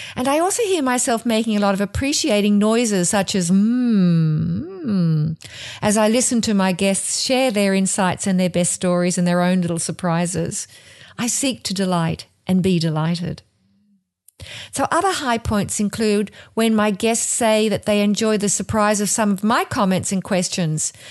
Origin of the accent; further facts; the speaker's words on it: Australia; moved away as an adult; now in New Jersey, United States; I'm from Australia, and I'm living in New Jersey